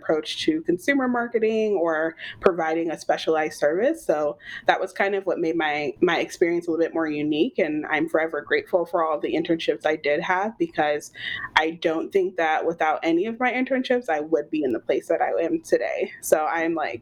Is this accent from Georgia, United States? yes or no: yes; Atlanta, Georgia, United States; I'm from Atlanta, native, born and raised, and I haven't left